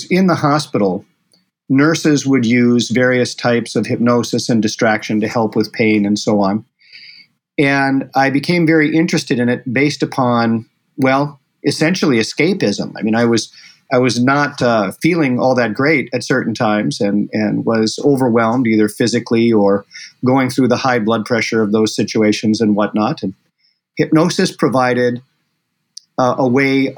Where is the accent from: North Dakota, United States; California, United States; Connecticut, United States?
North Dakota, United States; Bismarck; also born or lived in Rochester, Minnesota; I was brought there from Bismarck, North Dakota.